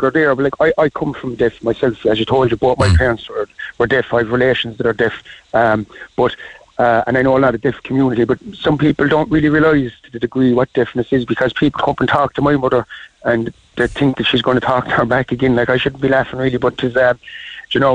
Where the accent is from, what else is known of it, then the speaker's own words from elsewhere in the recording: Ireland; I'm an Irish man, proud Irish man